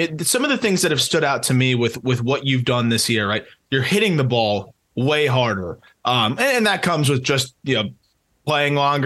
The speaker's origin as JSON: {"language": "English", "region": "South Florida", "country": "United States", "tie": "born or raised there", "said": "I grew up in South Florida"}